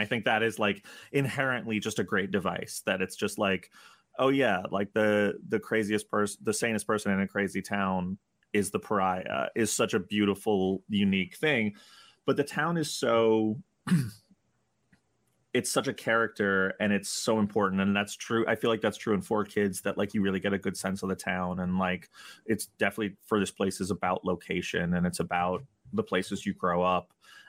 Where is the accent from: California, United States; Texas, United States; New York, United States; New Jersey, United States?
New York, United States; New York City; I grew up in New York City. I grew up in a city